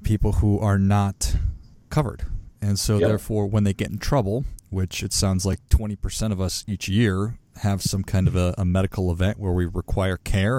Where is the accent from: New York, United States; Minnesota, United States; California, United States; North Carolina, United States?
Minnesota, United States; Duluth; I grew up in Duluth, Minnesota